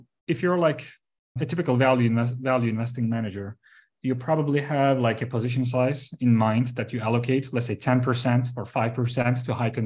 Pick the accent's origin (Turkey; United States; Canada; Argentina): Turkey; moved away as an adult; also born or lived in London; I was born and raised in Turkey, and then I studied here in Istanbul